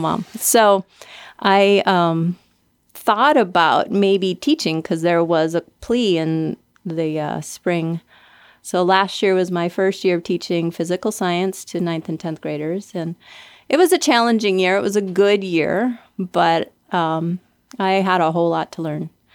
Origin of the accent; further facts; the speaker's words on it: Minnesota, United States; moved away; I grew up in Minnesota